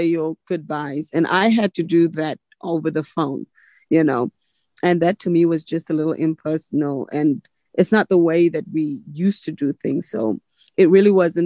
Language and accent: English; South Africa; now in United States; I still feel like I'm South African. Really, when I'm in South Africa, I just feel like ain't nothing like home